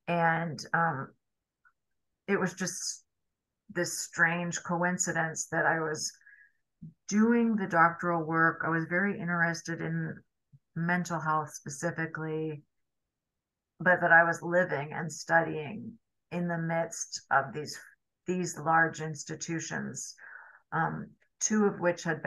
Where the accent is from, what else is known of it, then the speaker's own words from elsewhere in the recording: California, United States; now in New York City, United States; I grew up in California